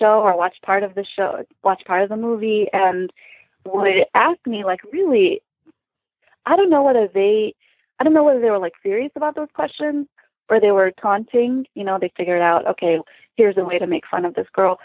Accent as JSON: {"language": "English", "town": "Chicago", "region": "Illinois", "country": "United States", "tie": "born or raised there", "also_born_or_lived": "Lansing, Michigan", "said": "Michigander born, but raised outside of Chicago."}